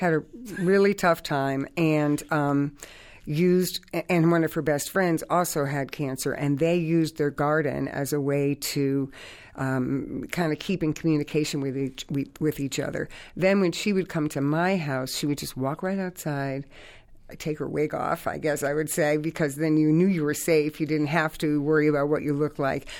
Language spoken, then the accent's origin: English; Hartford, Connecticut, United States; I grew up in the North End of Hartford.